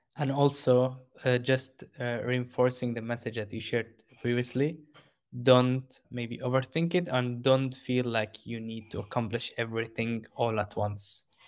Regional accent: Jordan; moved away; I grew up in Jordan

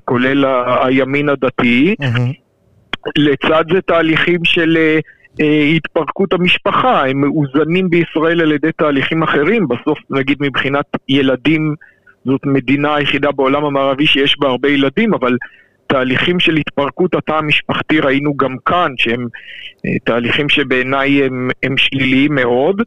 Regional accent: Israel; אני גדלתי במדינת ישראל

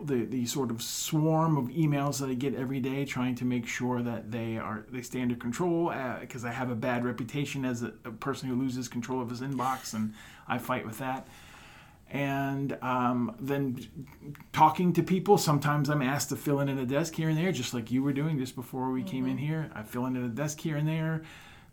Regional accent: Houma, Louisiana, United States; moved away as an adult; also born or lived in Wisconsin; now in West Des Moines, United States; I was born and raised in South Louisiana, about 45 minutes southwest of New Orleans in a town called Houma.

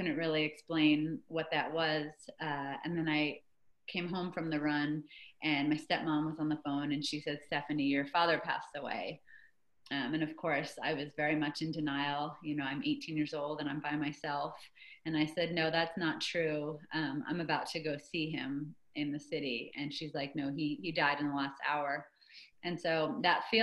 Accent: Phoenix, Arizona, United States; also born or lived in Manhattan, New York / Greensboro, North Carolina; I ended up spending the next basically 11 years of my childhood growing up in Phoenix

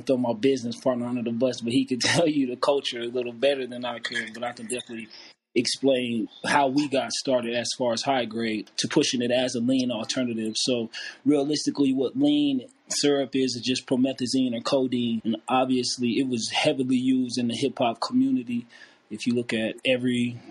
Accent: Denver, Colorado, United States; also born or lived in Grand Island, Nebraska; I'm originally from Grand Island, Nebraska, but I grew up here in Denver, Colorado.

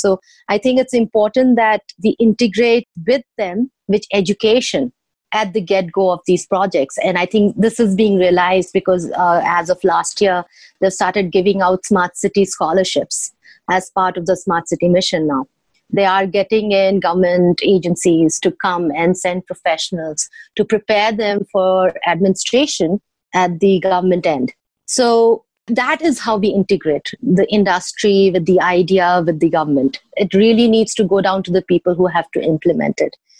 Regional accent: Bhubaneswar, Odisha, India; Bhubaneswar, which also happens to be my hometown

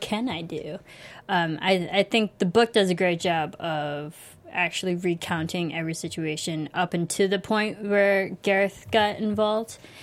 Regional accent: United States; I grew up in America

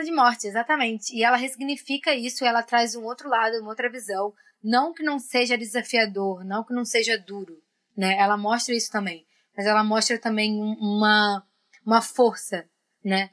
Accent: Brazil; nós, como brasileiros

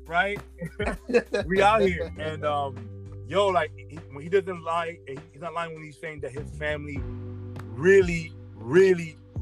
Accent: Nigeria; I'm Nigerian

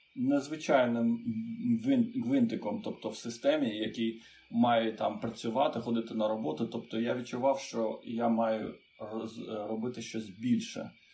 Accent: Chișinău, Moldova; Ukrainian is a second language; moved away as an adult; now in Ukraine; Народився в Молдові Кишиневі

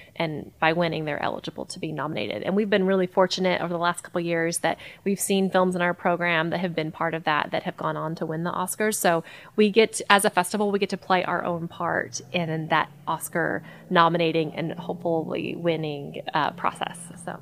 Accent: Hot Springs, Arkansas, United States; I grew up here in Hot Springs as a runner

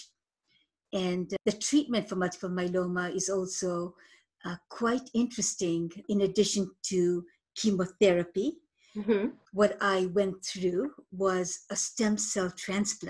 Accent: Moshi, Kilimanjaro, Tanzania; now in Canada; I was born in Moshi, Tanzania, at the foot of Mount Kilimanjaro. I immigrated to Canada in 1978

